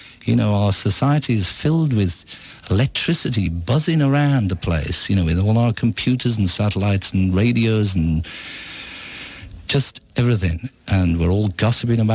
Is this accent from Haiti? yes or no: no; England, United Kingdom; as an English person